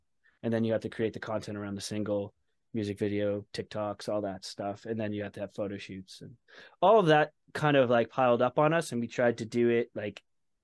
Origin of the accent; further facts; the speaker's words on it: Saint John, New Brunswick, Canada; also born or lived in Edmonton, Alberta; I ended up moving from Edmonton, Alberta back home. I'm from St. John, New Brunswick.